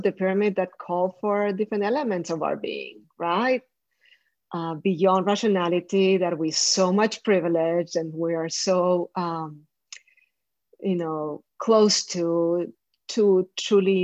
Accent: Colombia; I come from Colombia

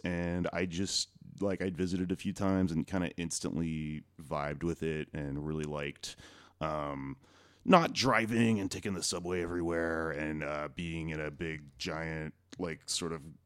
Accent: Austin, Texas, United States; moved away as an adult; now in New York, United States; I am originally from Austin, but in New York for 3 years

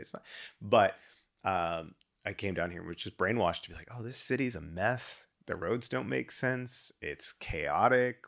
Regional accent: Dallas, Texas, United States; moved away as an adult; also born or lived in Shreveport, Louisiana / Denver; now in Houston, United States; grew up in D F W. Um, so that was my childhood pretty much all the way through college.

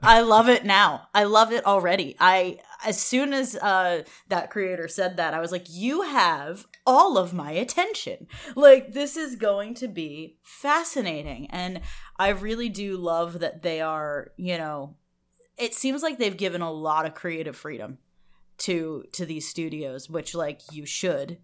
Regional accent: United States; we're American

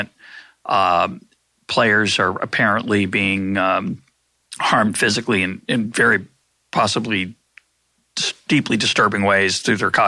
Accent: Lexington, Massachusetts, United States; also born or lived in the South; I grew up in Lexington, Massachusetts

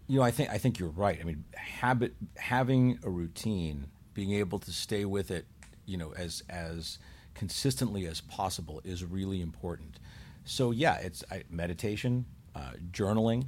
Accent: Chicago, Illinois, United States; moved away; also born or lived in Buffalo; I grew up in Chicago

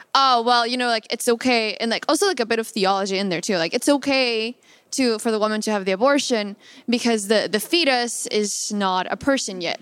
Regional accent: Mexico; moved away; I come from Mexico

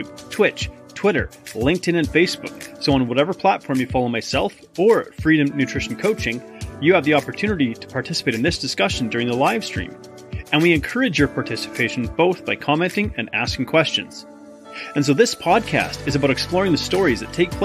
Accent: Canada; also born or lived in Australia; as a Canadian

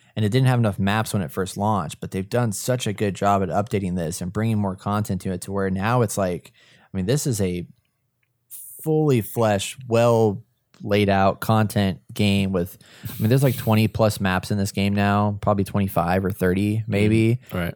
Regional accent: Texas, United States; accent: Texas; my Texas accent

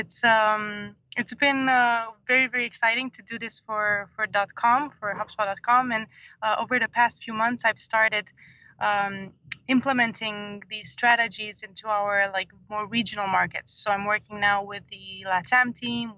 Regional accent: Romania; moved away as an adult; also born or lived in Dublin; I was born in Romania and I lived there for about 30 years

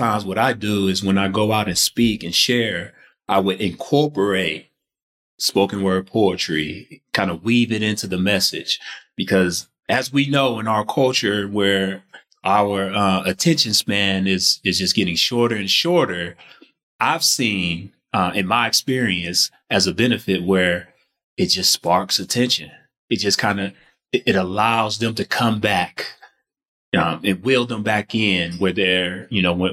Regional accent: Detroit, Michigan, United States; I grew up in Detroit, Michigan

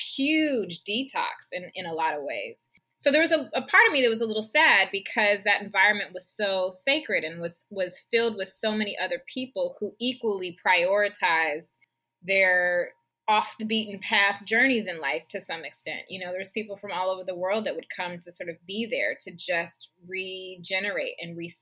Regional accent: Seattle, Washington, United States; moved away as an adult; my hometown, to Seattle

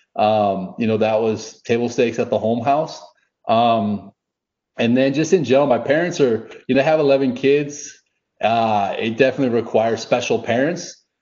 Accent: just outside of Minneapolis, Minnesota, United States; now in Dallas, United States; I grew up just outside of Minneapolis

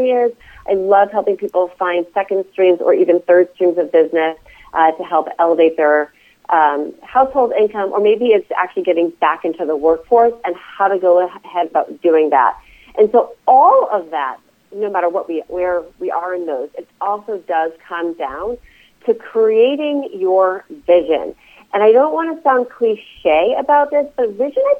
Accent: East Coast, United States; now in Reno, United States; I live in Reno, Nevada. I'm originally from the East Coast

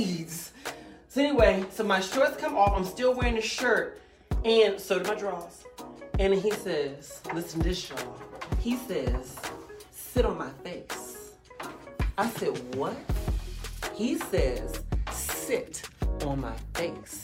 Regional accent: the South, United States; I'm from the South

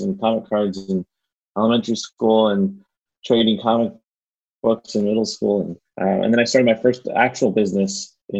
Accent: Miami, Florida, United States; I'm a Miami native, which is rare here in Miami

